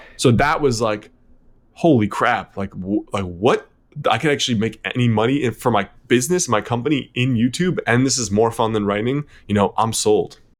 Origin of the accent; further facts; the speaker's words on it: Connecticut, United States; also born or lived in New York City; I was born in New York City, then raised in Connecticut